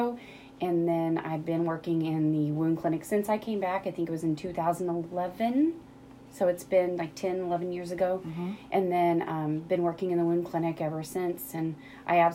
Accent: Rolla, Missouri, United States; I grew up in Rolla. Mm-hmm. I graduated high school here in 1995

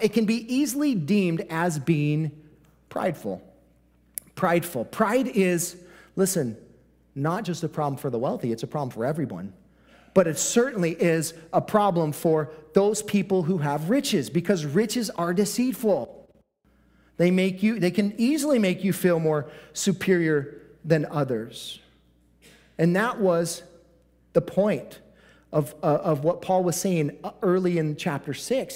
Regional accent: United States

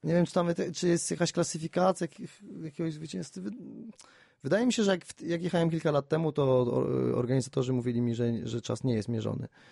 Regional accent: Wrocław, Lower Silesian Voivodeship, Poland; u nas we Wrocławiu

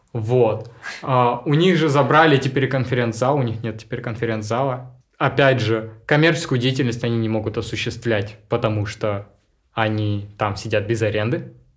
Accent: Krasnogorskoye, Altai Krai, Russia; also born or lived in Biysk; now in Barnaul, Russia; я уроженец села Красногорского, можно так сказать. А у меня родители жили в селе Красногорском, приехали рожать меня в Бийск, родили и уехали обратно.

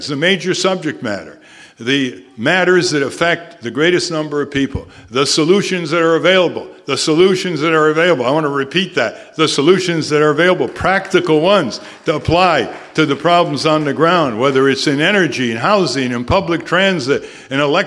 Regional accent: Connecticut, United States; my hometown in Connecticut

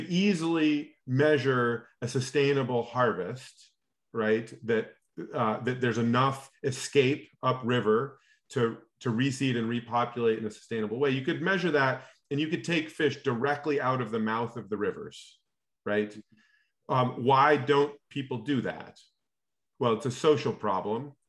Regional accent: Alaska, United States; I grew up in Alaska

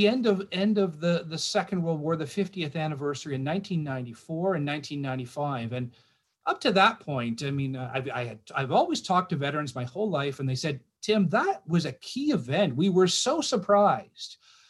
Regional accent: Canada; which I'm very proud of as a Canadian.

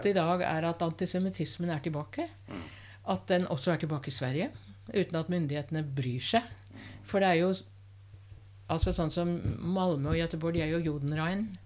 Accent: Norway; jeg er kulturell jøde. Ja, kulturell jeg er norsk jøde. og kulturell jøde.

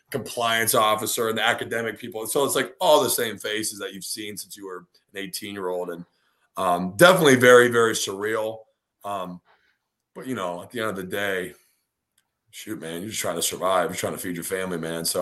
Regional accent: Detroit, Michigan, United States; originally I'm from Metro Detroit. I grew up about 25 minutes west of the city of Detroit

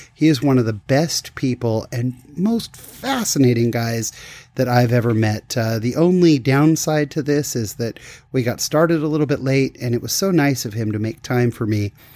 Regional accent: California, United States; I grew up in California

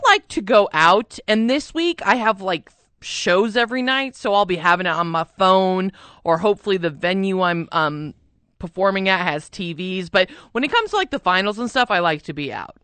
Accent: Albuquerque, New Mexico, United States; I'm an actual Burkeño, though. I grew up here

